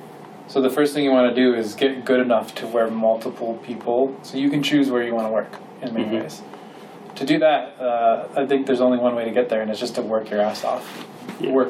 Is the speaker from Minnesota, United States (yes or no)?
yes; Minnesota, United States; now in California, United States; growing up in Minnesota